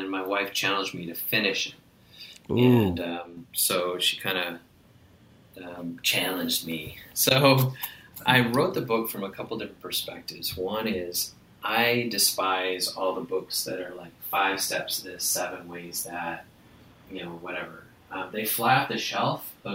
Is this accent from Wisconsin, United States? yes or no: yes; Wisconsin, United States; I grew up in Wisconsin where sarcasm is kind of like part of our language